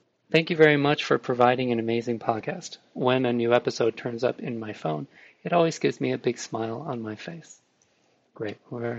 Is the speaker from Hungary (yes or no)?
no; Japan; English is a second language; now in England, United Kingdom; Originally, I am from Japan, and I have been living in England since 2003.